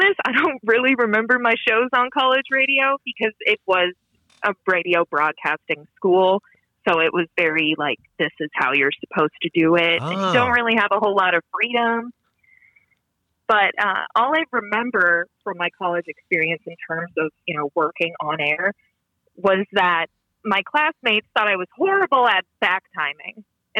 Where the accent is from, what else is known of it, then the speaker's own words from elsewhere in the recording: Minnesota, United States; accent: Minnesotan; but I was born and raised in Minnesota.